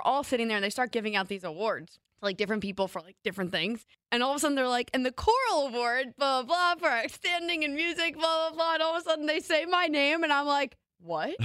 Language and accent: English; North Arlington, New Jersey, United States; When I was graduating from North Arlington Middle School, home of the Falcons